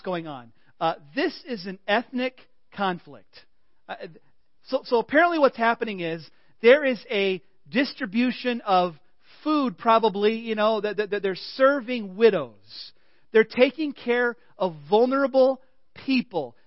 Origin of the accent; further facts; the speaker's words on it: Illinois, United States; moved away; I'm just from Illinois